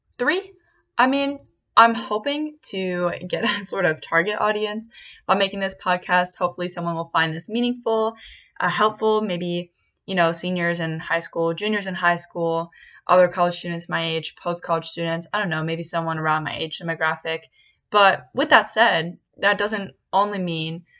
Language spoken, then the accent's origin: English; Bucks County, Pennsylvania, United States; now in Philadelphia, United States; I'm actually from Bucks County, Pennsylvania. My original college plan was not to go close to home